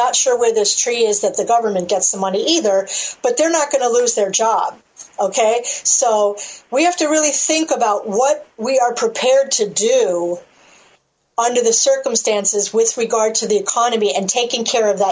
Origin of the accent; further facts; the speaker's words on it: United States; I'm an American